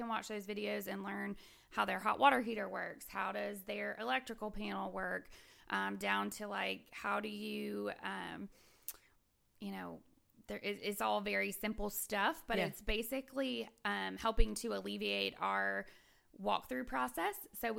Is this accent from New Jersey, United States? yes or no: no; Virginia, United States; now in Huntsville, United States; I'm from Virginia.